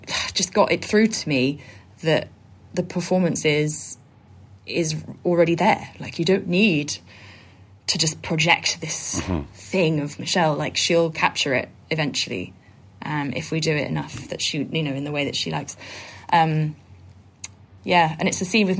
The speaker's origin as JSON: {"language": "English", "town": "Bristol", "region": "South West England", "country": "United Kingdom", "tie": "born or raised there", "moved": "as an adult", "lives_now": "Brighton, United Kingdom", "said": "I was born in Bristol."}